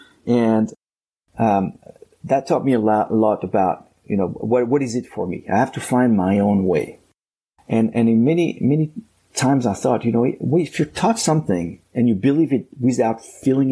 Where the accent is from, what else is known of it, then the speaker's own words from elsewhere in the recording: France; moved away as an adult; also born or lived in Arkansas, United States; now in United States; I was born in France. My heart is French. I'm now American citizen as well.